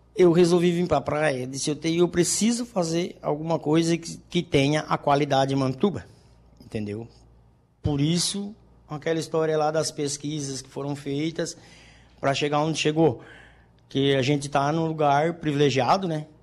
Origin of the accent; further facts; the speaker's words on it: Maracajá, Santa Catarina, Brazil; also born or lived in Criciúma; now in Balneário Rincão, Brazil; eu sou natural de Maracajá, né? A gente vivia lá no sítio